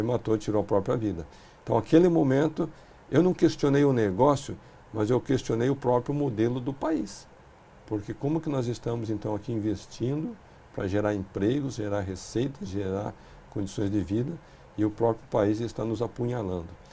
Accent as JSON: {"language": "Portuguese", "country": "Brazil", "said": "nós, como brasileiros"}